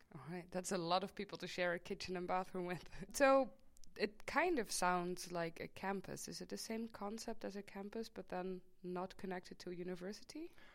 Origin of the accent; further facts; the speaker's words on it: Maastricht, Limburg, Netherlands; I am from Maastricht. I was born and raised here